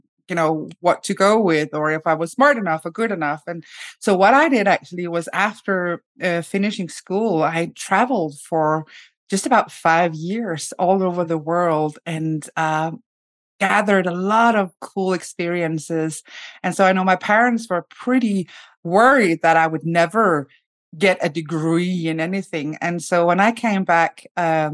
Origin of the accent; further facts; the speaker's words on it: Denmark; now in Sweden; I live in Sweden. I come from Denmark.